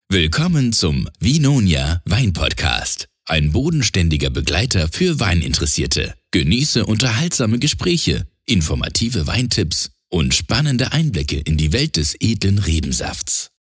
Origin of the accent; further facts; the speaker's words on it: Austria; bei uns in Österreich